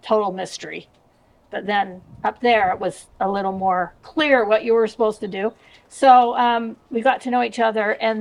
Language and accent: English; Southern California, United States; moved away as an adult; also born or lived in Los Angeles, California; I grew up in Southern California in a little town just a little bit north of Huntington Beach.